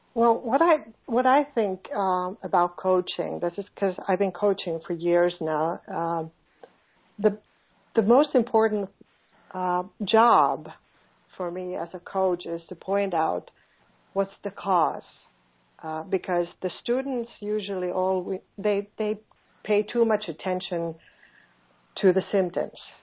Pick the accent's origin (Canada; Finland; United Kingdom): Finland; born or raised there; English is a second language